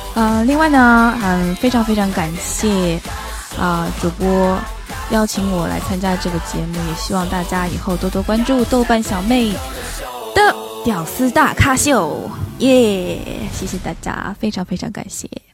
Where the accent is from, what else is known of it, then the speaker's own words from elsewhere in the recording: Shanghai, China; 我是上海人